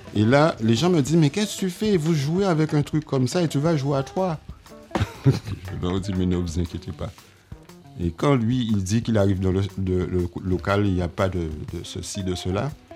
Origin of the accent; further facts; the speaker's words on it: Marie-Galante, Guadeloupe; now in Pointe-à-Pitre, Guadeloupe; je suis né à Pointe-à-Pitre, mais j'ai été élevé à Marie-Galante